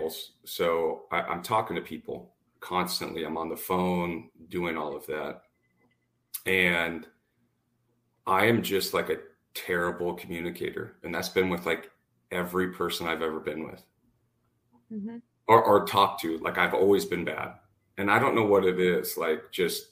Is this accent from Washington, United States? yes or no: yes; Washington, United States; moved away as an adult; also born or lived in Dallas, Texas; I'm from Washington State. I'm back in Washington State now